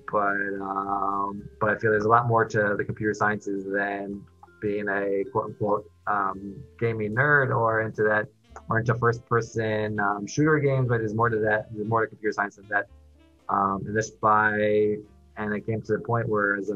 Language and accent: English; New York City, New York, United States; moved away as an adult; now in Miami, United States; I grew up in Queens, New York for the first 18 years, more or less